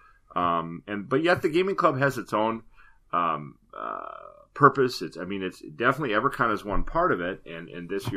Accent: southern Wisconsin, United States; I grew up in southern Wisconsin

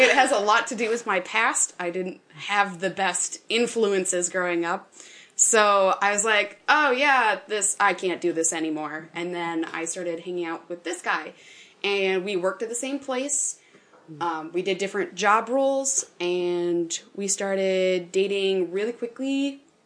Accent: Northwest Wisconsin, United States; I'm from Northwest Wisconsin, where the town sizes are smaller

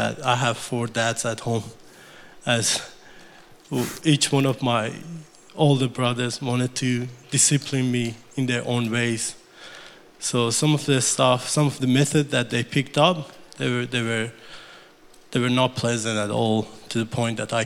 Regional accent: Iran; English is a second language; moved away as an adult; now in Australia; On April 1989, I was born in Iran to a fairly large Muslim family

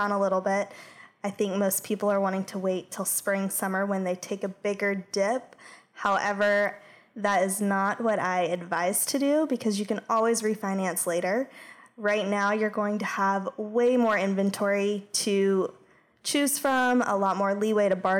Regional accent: Atlanta, Georgia, United States; now in Savannah, United States; I'm from Atlanta originally, and my dad's a builder

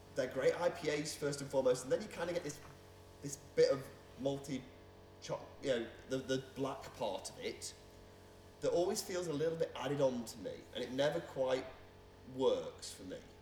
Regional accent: Leek, West Midlands, United Kingdom; I grew up in Leek, which is just across the border in Staffordshire.

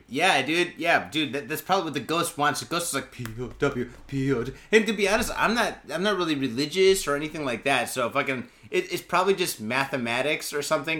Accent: Detroit, Michigan, United States; now in Japan; I'm from Michigan, I'm from Detroit

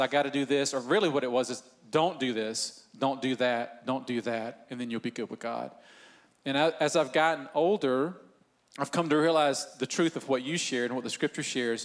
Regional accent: Northeast Georgia, United States; I grew up in Northeast Georgia

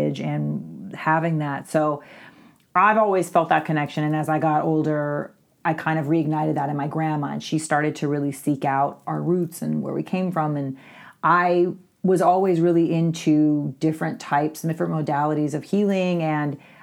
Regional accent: Louisville, Kentucky, United States; moved away; I'm from Kentucky originally

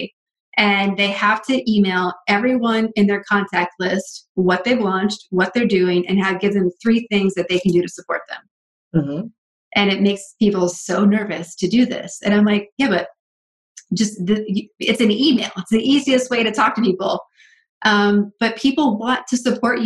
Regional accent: Northeast, United States; I come from the Northeast, so we had snow days all the time.

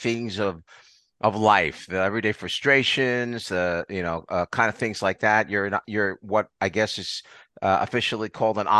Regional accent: Long Island, New York, United States; born and raised on Long Island like I was

